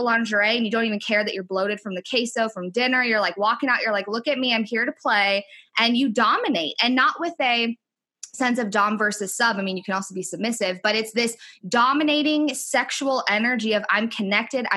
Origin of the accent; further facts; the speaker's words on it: Minneapolis, Minnesota, United States; moved away as an adult; now in Texas, United States; I am from Minneapolis, Minnesota, but my husband is military. So now we are living in Texas.